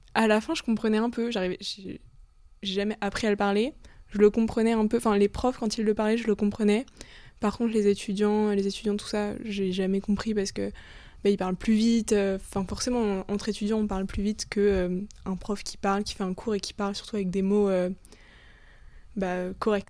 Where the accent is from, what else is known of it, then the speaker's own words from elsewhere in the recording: Le Mans, Pays de la Loire, France; now in Paris, France; je suis originaire du Mans. Maintenant je vis à Paris